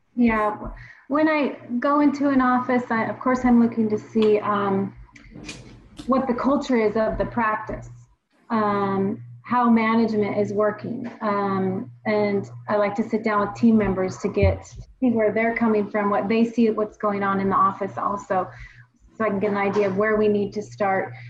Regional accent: Washington, United States; I'm from the Northwest, born and raised here in Washington State

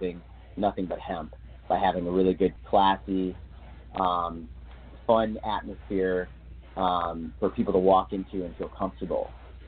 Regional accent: Massachusetts, United States; also born or lived in Florida; now in Minnesota, United States; I grew up in Massachusetts, but for a good portion of my life, I lived in Florida

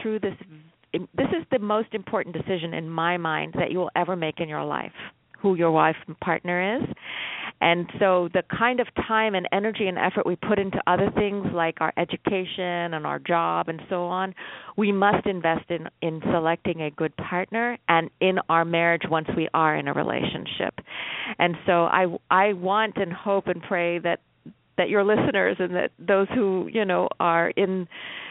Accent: United States; I was raised in America

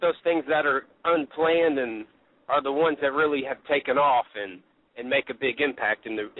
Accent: Louisville, Kentucky, United States; I grew up in Louisville, Kentucky, so I was every Saturday morning I listened to Lance Russell

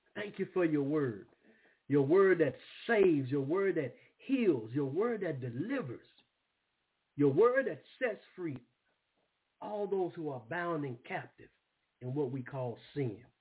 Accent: Brookhaven, Mississippi, United States; moved away; also born or lived in Springfield, Massachusetts; where I grew up at in Brookhaven, Mississippi.

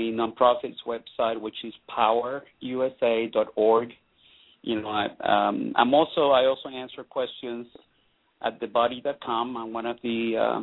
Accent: Venezuela; moved away; I'm Latino. I'm from Venezuela. I'm very Latino

